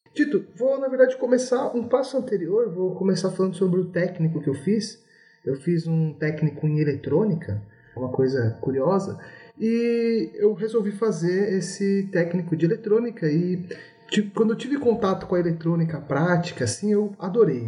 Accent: São Paulo, Brazil; sou natural da cidade de São Paulo, né? Sou aqui de São Paulo

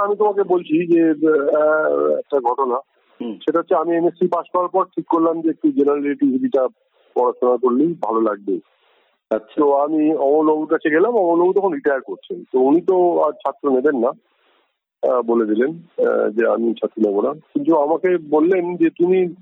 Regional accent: West Bengal, India; পশ্চিমবঙ্গের রাজনীতি অন্যরকম ছিল আমরা তার মধ্যে দিয়ে বড় হয়েছি

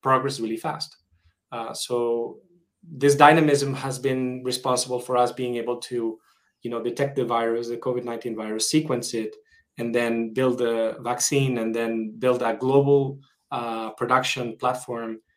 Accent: Madrid, Community of Madrid, Spain; moved away as an adult; also born or lived in San Francisco; And I'm originally Spanish. I was born in Madrid, and after living in many countries, I've decided to move back to Madrid.

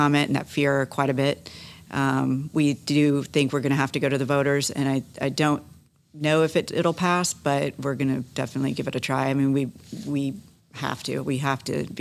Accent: Satellite Beach, Florida, United States; I grew up in Satellite Beach

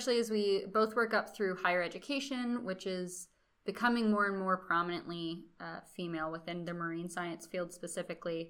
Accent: Austin, Texas, United States; moved away as an adult; now in Florida, United States; I'm from Austin, Texas

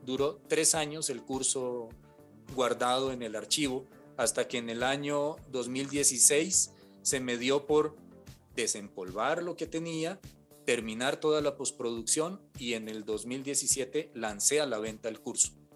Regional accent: Cali, Valle del Cauca, Colombia; Cali, yo soy de Cali, y estaban recién abriendo en esa época una carrera eh, en temas de artes sonoras en un instituto, porque no existía en, mi ciudad natal, en Cali

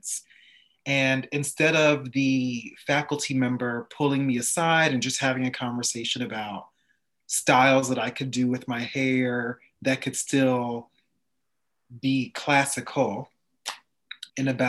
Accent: Montclair, New Jersey, United States; I grew up in Montclair, New Jersey

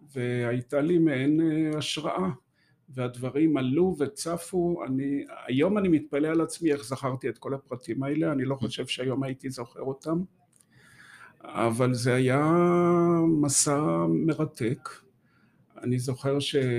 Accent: Haifa area, the Krayot, Haifa District, Israel; moved away as an adult; also born or lived in Golan Heights / Gush Etzion; now in Jerusalem, Israel; וגדלתי בעצם ב... באזור חיפה, בקריות, אה, עד שנות ה-20 שלי

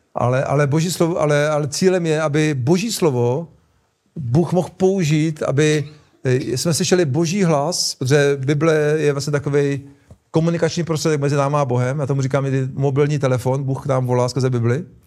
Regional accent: Czechia; my Češi

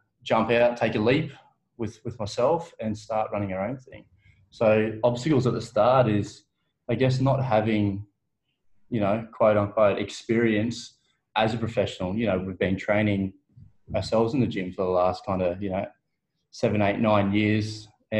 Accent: Blayney, New South Wales, Australia; moved away as an adult; also born or lived in Orange, New South Wales; now in Melbourne, Australia

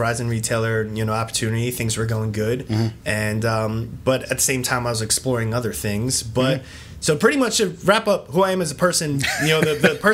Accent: East Stroudsburg, Pennsylvania, United States; moved away as an adult; now in Reinholds, United States; I come from the East Stroudsburg area.

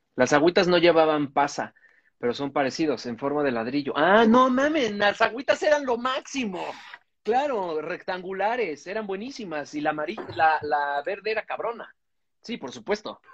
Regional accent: Mexico City, Mexico; yo crecí en Coajimalpa.

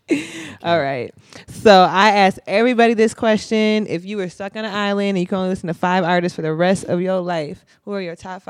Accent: Minnesota, United States; So I'm not from here. I'm from Minnesota, but even back in Minnesota, like, I was seeing your name on Spinrilla and all the little mixtape apps.

